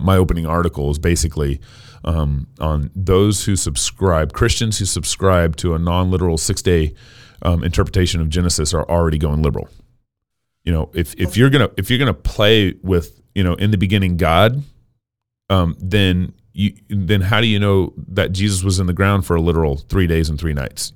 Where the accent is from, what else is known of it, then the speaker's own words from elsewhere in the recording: Texas, United States; now in Idaho, United States; I was born and raised in Texas